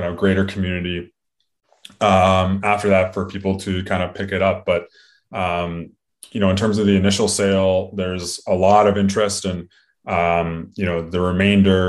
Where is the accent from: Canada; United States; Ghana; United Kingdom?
Canada; we are Canadian first and foremost as well, and we're hockey fans